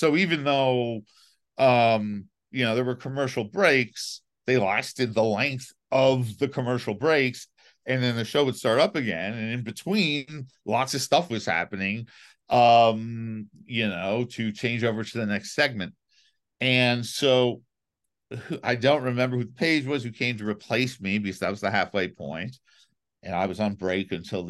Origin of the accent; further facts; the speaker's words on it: New York City, New York, United States; I grew up in New York City.